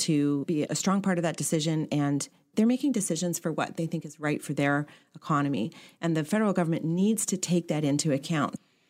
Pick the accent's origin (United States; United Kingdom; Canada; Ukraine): Canada; Central Saanich, British Columbia; also born or lived in Saratoga Beach / Nanaimo; I grew up in Central Saanich, up in Saratoga Beach, just north of Courtney, and then finished high school in Nanaimo.